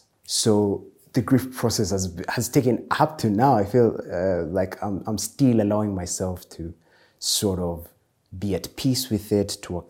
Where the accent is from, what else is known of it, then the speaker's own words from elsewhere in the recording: Eldoret, Uasin Gishu County, Kenya; also born or lived in Nakuru / Murang'a / Nairobi; I am from Murang'a, Nakuru, and Nairobi. So my childhood, I was born in Nakuru, and then we moved to Eldoret.